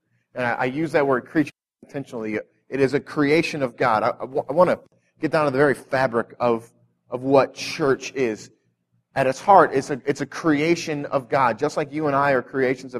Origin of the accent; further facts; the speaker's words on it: North County, Missouri, United States; I came from North County